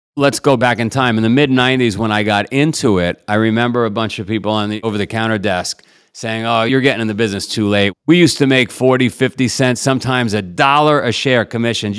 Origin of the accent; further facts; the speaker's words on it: New York City, New York, United States; I grew up in Queens, Howard Beach, for whatever reason, organized crime capital of the world